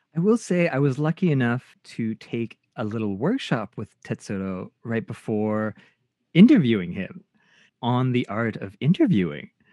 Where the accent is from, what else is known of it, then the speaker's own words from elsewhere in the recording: Canada; Japanese Canadian